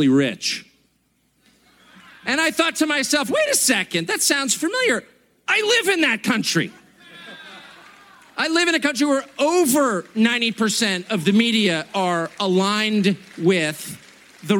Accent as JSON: {"language": "English", "country": "United States", "said": "I am as patriotic American as you're going to find"}